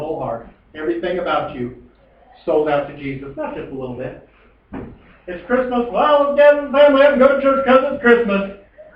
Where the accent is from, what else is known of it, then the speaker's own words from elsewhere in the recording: Colville, Washington, United States; also born or lived in Kettle Falls; Growing up in Colville